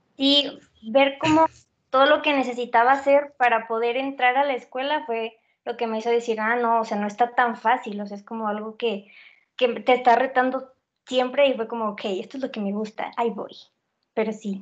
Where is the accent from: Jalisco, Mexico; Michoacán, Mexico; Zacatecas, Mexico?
Zacatecas, Mexico; moved away; Tengo 20 años y soy de Zacatecas.